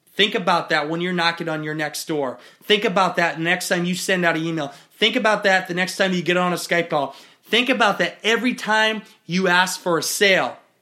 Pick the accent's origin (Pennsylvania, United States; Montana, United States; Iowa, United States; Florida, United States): Iowa, United States; in my woods in Iowa